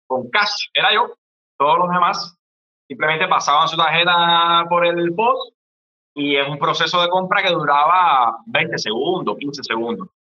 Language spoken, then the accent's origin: Spanish; Cuba; yo soy un cubano